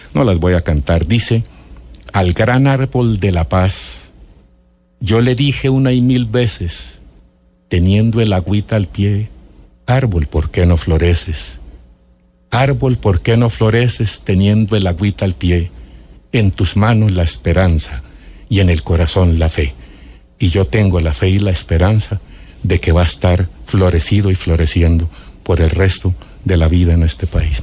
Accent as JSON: {"language": "Spanish", "town": "Ráquira", "region": "Boyacá", "country": "Colombia", "said": "soy de Ráquira, Boyacá."}